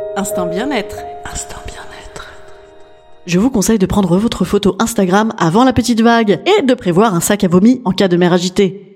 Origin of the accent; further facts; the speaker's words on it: Paris, Île-de-France, France; je suis parisienne